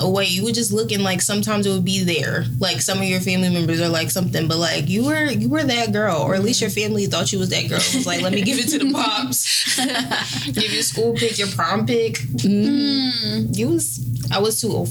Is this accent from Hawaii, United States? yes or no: no; Philadelphia, Pennsylvania, United States; We're from Philly